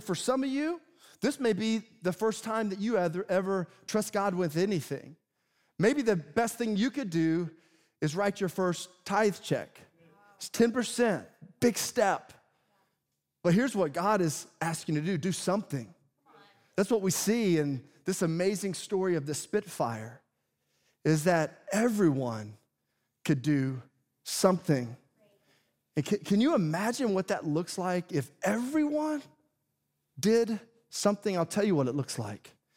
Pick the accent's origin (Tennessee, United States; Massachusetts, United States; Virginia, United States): Tennessee, United States; I grew up in Tennessee